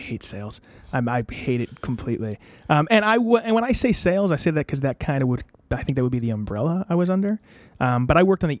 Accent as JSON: {"language": "English", "town": "Ansonia", "region": "Connecticut", "country": "United States", "tie": "born or raised there", "also_born_or_lived": "Derby", "said": "No, my parents still live in Ansonia. I went to grade school in Ansonia, then I went to Notre Dame High School in West Haven."}